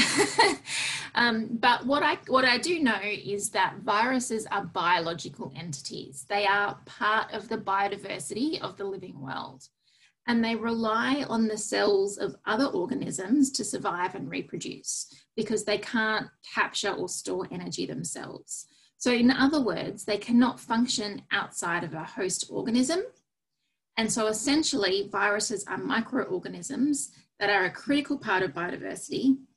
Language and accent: English; Australia; as an Australian